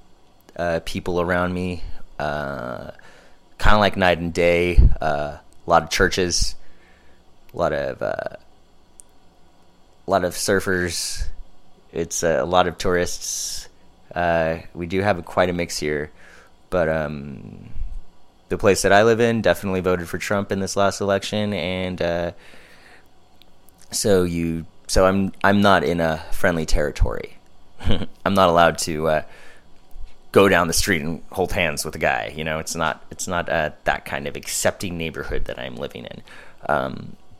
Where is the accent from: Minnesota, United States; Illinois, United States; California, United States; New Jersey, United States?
California, United States; Los Angeles; now in Orange County, United States; I'm from Southern California. Grew up here in the LA area.